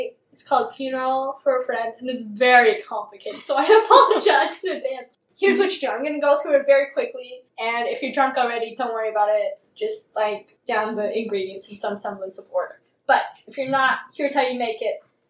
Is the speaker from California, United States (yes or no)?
yes; California, United States; I'm from California. I just came from LA.